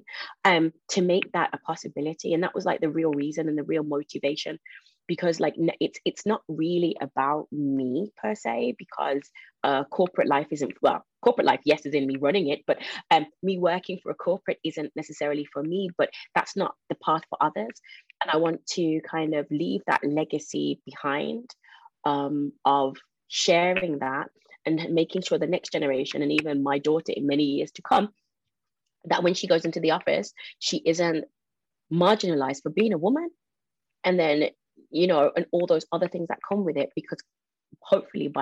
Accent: Birmingham, West Midlands, United Kingdom; I was born in Birmingham, brought up there, but it's also the largest Jamaican community

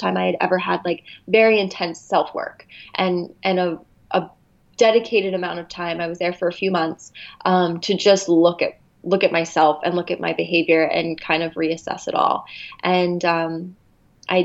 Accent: New Jersey, United States; moved away as an adult; also born or lived in Philadelphia area / Arizona; now in Los Angeles, United States; I grew up in New Jersey

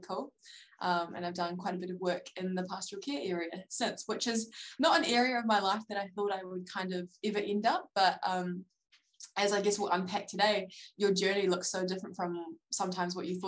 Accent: Palmerston North, Manawatū-Whanganui, New Zealand; moved away as an adult; now in Dunedin, New Zealand; I grew up in Palmerston North, so it's kind of a central North Island kind of area

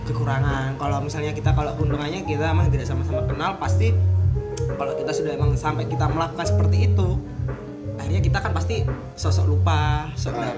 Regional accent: Java, Indonesia; aku kan orang Jawa terakhir di Jawa jadi bahasa Inggris gua agak-agak ini

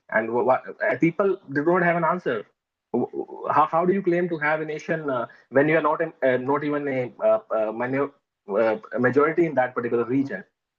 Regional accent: Haryana, India; English is a second language; now in Pune, India; I'm Punjabi, but my hometown is in Haryana, very near to Punjab.

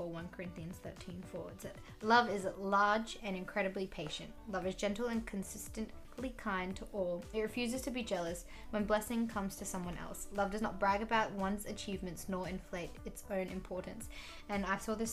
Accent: Brisbane, Queensland, Australia; I'm from Brisbane. I've lived here my whole life.

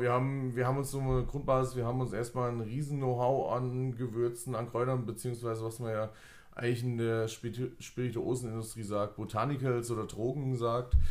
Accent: Fulda, Hesse, Germany; wir kommen beide von hier, wir kommen hier aus Fulda

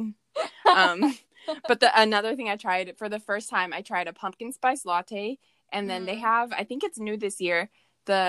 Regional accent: the South, United States; We're also Southern, too.

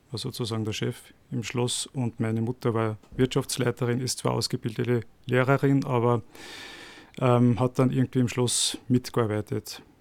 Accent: Radstadt, Salzburg, Austria; now in Salzburg, Austria; ich bin geboren in Salzburg in der Stadt, aber bin in Radstadt aufgewachsen und war bis 18 in Radstadt und bin dann mit 18 zum Studieren wieder nach Salzburg.

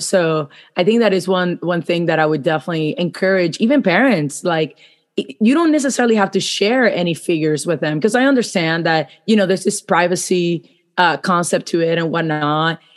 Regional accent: Puerto Rico; I grew up in Puerto Rico, so I went to school in Puerto Rico.

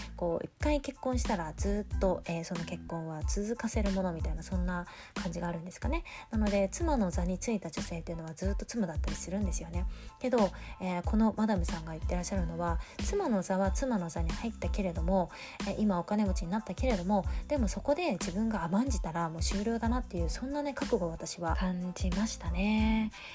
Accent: Tokyo, Japan; moved away; 私の実家が東京にあるんですけれども先日帰省を少しいたしまして

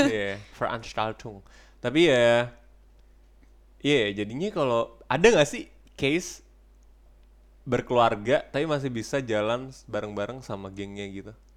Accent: Indonesia; moved away as an adult; also born or lived in Frankfurt, Germany; now in Germany; gue kalau di Indonesia gak pernah pindahan gue gue dari kecil di situ

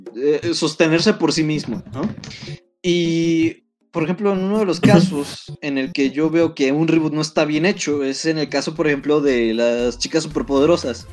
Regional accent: Toluca, State of Mexico, Mexico; yo soy de Toluca Estamos casi casi al ladito de CDMX.

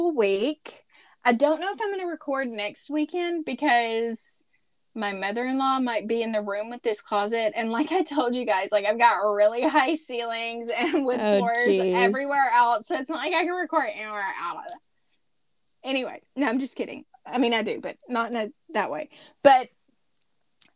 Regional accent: Monticello, United States; moved away; my hometown, Monticello.

